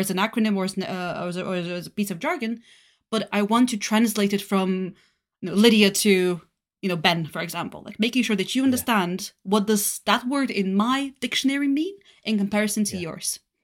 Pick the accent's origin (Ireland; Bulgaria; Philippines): Bulgaria; Varna, Varna Province; English is a second language; moved away as an adult; also born or lived in Denmark; now in United Kingdom; I'm originally born and raised in Bulgaria in a seaside city of Varna.